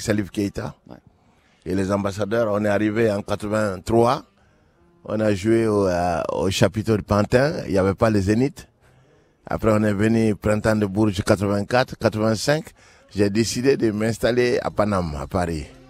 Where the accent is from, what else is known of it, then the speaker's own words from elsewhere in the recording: Ségou, Ségou Region, Mali; tu le retrouves à Ségou, dans ma ville natale